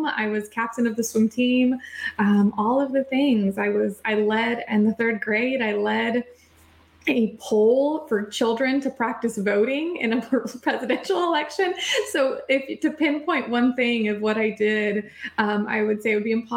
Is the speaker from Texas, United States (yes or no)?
yes; El Paso, Texas, United States; I grew up in El Paso, Texas